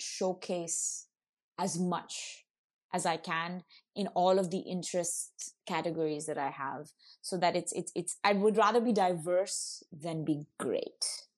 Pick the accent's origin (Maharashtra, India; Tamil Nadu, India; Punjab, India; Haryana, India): Tamil Nadu, India; Auroville; So I think like growing up in Auroville, it was a lot about trying things out as well.